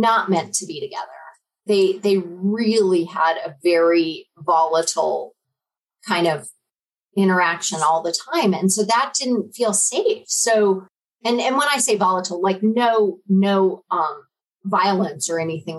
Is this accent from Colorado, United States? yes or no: yes; Denver, Colorado, United States; moved away as an adult; also born or lived in Little Rock, Arkansas / Cheyenne, Wyoming; I grew up in Denver